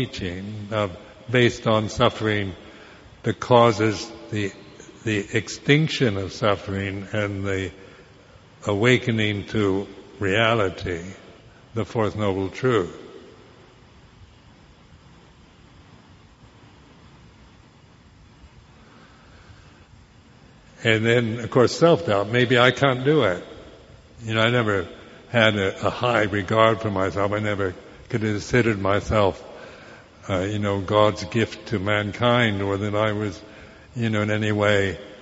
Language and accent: English; United States; moved away as an adult; being American